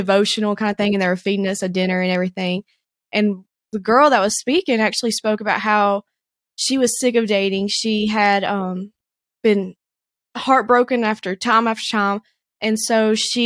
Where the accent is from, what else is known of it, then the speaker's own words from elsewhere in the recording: the Shoals area, Northwest Alabama, United States; moved away as an adult; now in Chattanooga, United States; I grew up in Northwest Alabama, around in the Shoals area